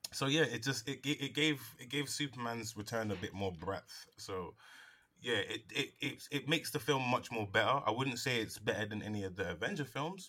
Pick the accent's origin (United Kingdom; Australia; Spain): United Kingdom; I'm British